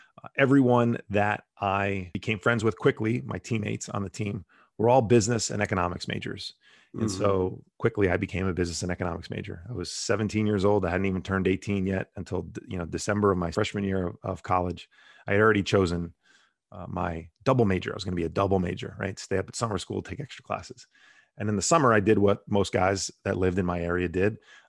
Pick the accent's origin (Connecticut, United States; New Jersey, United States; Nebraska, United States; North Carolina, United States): New Jersey, United States; So I grew up in Bergen County, New Jersey, which is a suburb of New York City, right outside of Manhattan, 10 or so miles from Manhattan.